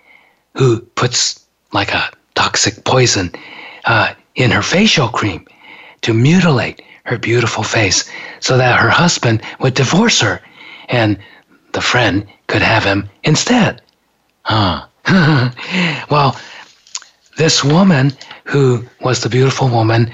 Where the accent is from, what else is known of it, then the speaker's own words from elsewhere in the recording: Japan; now in United States; growing up in Japan